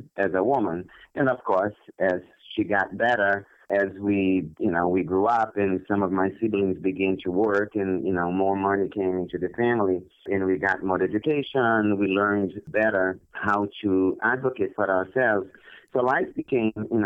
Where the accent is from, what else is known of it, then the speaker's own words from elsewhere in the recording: Brazil; moved away as an adult; I was born in Brazil many, many years ago, and I basically lived in Brazil for my entire childhood and my adolescence